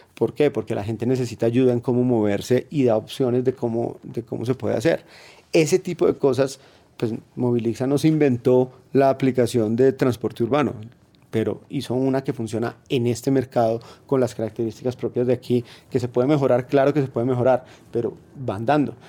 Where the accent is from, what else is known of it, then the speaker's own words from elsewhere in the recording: Colombia; como colombiano en general